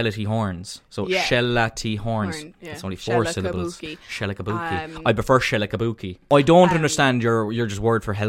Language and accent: English; Cork, Munster, Ireland; accent: Cork; Growing up in Cork was cool because one, we always had like a city.